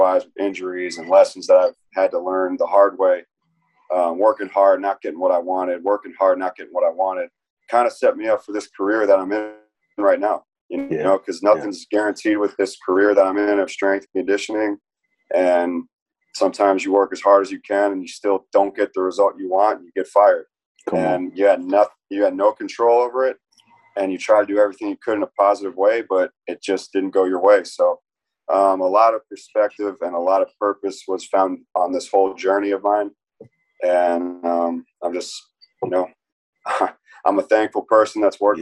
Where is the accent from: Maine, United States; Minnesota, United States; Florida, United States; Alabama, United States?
Florida, United States; Tampa; also born or lived in New York; So I grew up in Tampa, Florida. I was born in New York, but I grew up in Tampa area